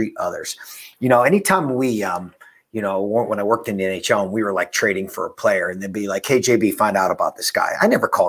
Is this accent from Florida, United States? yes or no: no; Pittsburgh, Pennsylvania, United States; I'm from Pittsburgh